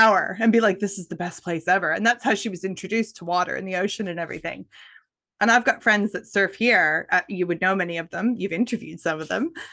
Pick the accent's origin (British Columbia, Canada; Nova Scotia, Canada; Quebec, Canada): Nova Scotia, Canada; moved away; I grew up in Nova Scotia, Canada